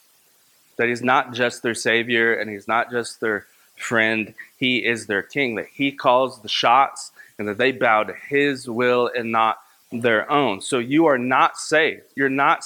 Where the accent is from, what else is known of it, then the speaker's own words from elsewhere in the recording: Kentucky, United States; my hometown in Kentucky